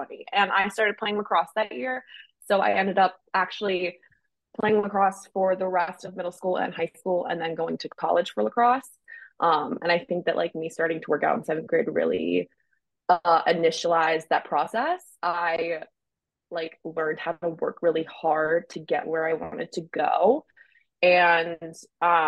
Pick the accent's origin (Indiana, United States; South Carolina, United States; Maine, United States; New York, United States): Maine, United States; I grew up in Maine, like skiing and riding horses a lot